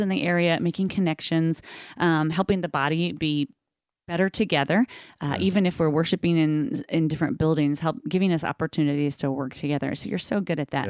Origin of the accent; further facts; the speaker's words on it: Covington, United States; also born or lived in Danville / Catlin, Illinois; my family moved to Covington. I lived on 3rd Street in Covington, grew up